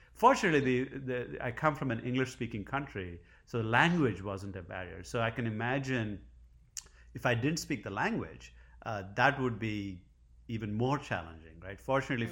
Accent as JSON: {"language": "English", "country": "India", "tie": "born or raised there", "moved": "as an adult", "lives_now": "Providence, United States", "said": "I grew up in India."}